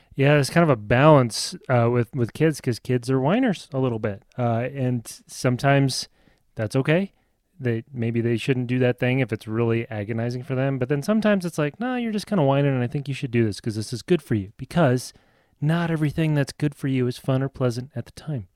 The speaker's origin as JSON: {"language": "English", "area": "outside of Lincoln", "region": "Nebraska", "country": "United States", "tie": "born or raised there", "said": "I grew up outside of Lincoln, Nebraska"}